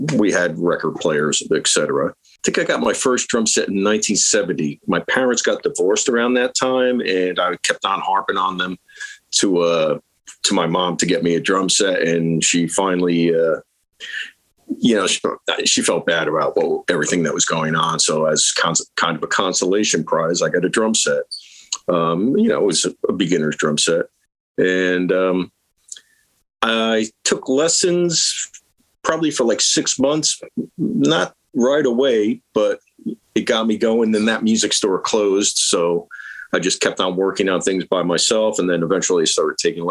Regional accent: Lyndhurst, New Jersey, United States; also born or lived in West Paterson; I grew up in I was born in Jersey City. I grew up mostly in Lyndhurst, which is right by the Meadowlands

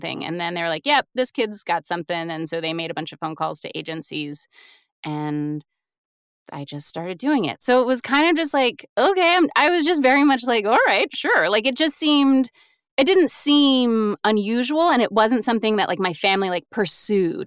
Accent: Raleigh, North Carolina, United States; moved away as an adult; now in New York, United States; I'm from Raleigh, uh, North Carolina

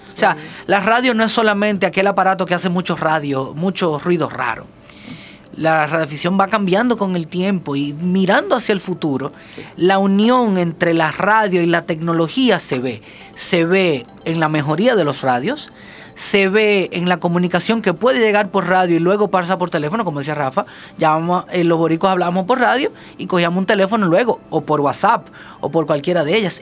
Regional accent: Santiago de los Caballeros, Santiago, Dominican Republic; Yo soy santiaguero y yo vengo a Santo Domingo

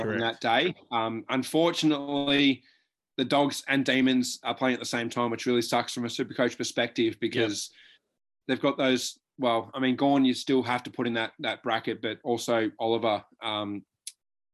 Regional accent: Victoria, Australia; we are both from Victoria

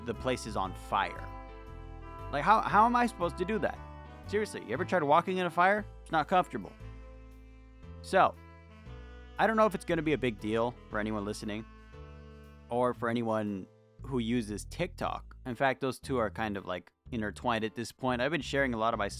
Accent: California, United States; My entire life, from baby to adult, California, that's all I've known

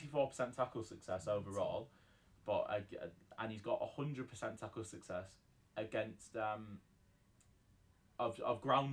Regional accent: England, United Kingdom; I'm so English.

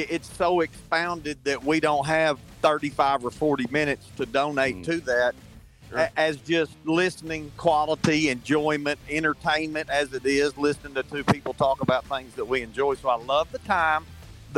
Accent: Hobart, Oklahoma, United States; I was raised in Hobart, Oklahoma

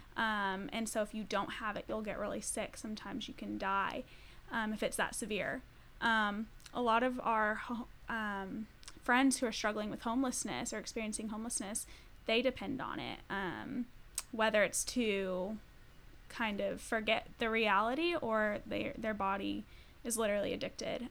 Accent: Colorado, United States; I'm from Colorado

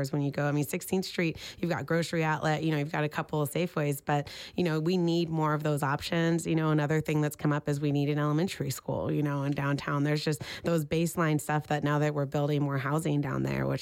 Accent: Oildale, California, United States; now in Sacramento, United States; I'm originally from Oildale, which is an unincorporated town in Kern County, north of Bakersfield

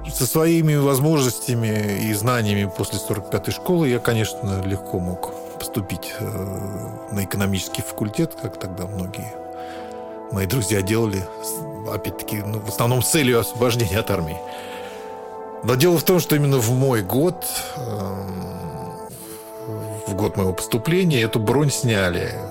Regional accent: Moscow, Russia; born there; Я родился в Москве на Ленинском проспекте в московском роддоме.

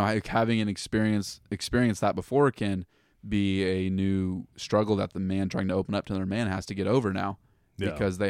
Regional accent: Lee's Summit, Missouri, United States; I grew up in Lee Summit, and we lived in the Sin City of Lee Summit, the ghetto of Lee Summit, by those apartments on 291 behind Burger King over there.

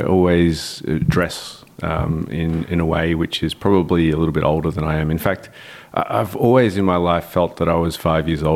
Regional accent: Melbourne, Victoria, Australia; I'm born and raised in Melbourne, Australia, in the eastern suburbs of Melbourne.

